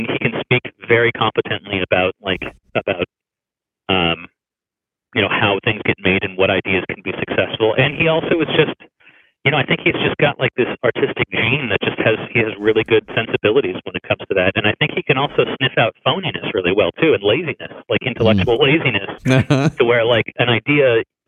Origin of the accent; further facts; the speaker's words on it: Tucson, Arizona, United States; moved away as an adult; now in Los Angeles, United States; I'm from Tucson, Arizona. That's kind of where I'm from, and I was still there then